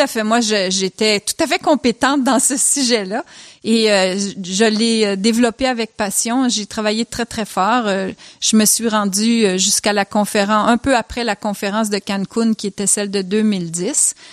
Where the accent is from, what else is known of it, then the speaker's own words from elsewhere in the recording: Switzerland; moved away; j'ai grandi en Suisse